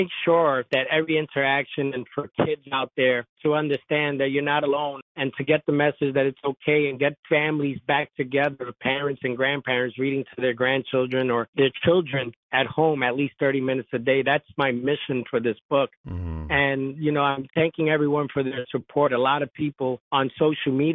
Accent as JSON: {"language": "English", "town": "New York City", "region": "New York", "country": "United States", "tie": "born or raised there", "said": "my childhood growing up in the South Bronx, New York"}